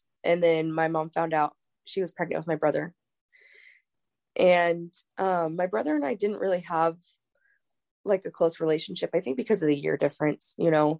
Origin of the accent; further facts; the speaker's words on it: Washington, United States; also born or lived in San Bernardino, California; we moved up here to Washington.